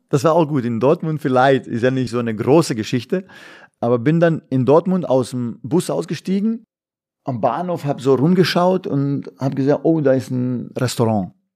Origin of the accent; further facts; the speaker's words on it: Bosnia & Herzegovina; now in Germany; bei uns in Jugoslawien, in Bosnien